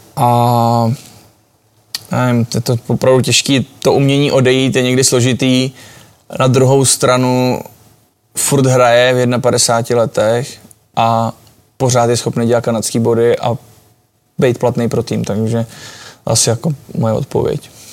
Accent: Czechia; jsme prostě Češi, jsme národ hokejový

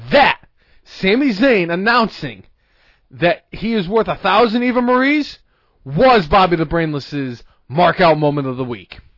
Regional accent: Ireland; because of the fact that I'm Irish, I have

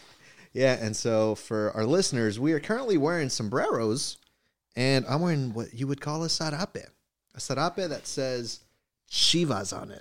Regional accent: Inglewood, California, United States; accent: American, with Mexican ranch melody; also born or lived in Mexico; I have my own American accent

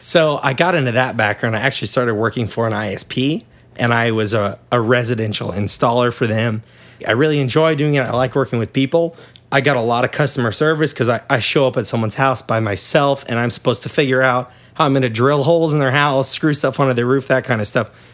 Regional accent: Kansas, United States; I'm from Kansas

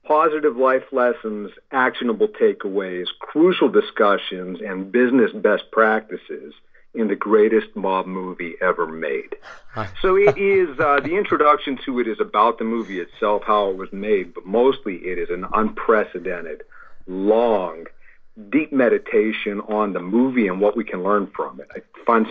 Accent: Pittsburgh, Pennsylvania, United States; my hometown, Pittsburgh, which is a famous steel town

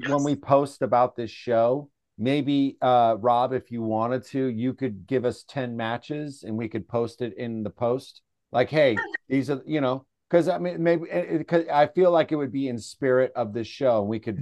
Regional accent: San Francisco, California, United States; I'm, you know, from San Francisco, we're in a band

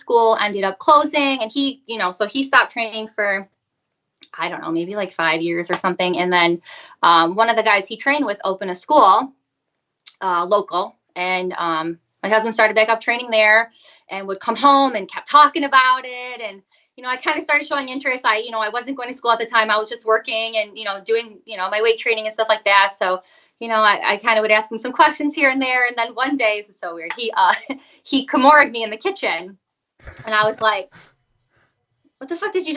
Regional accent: Michigan, United States; I'm from Michigan, so United States

